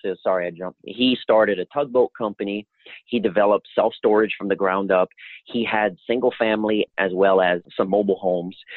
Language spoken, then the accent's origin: English; Louisiana, United States; moved away; I'm originally from Louisiana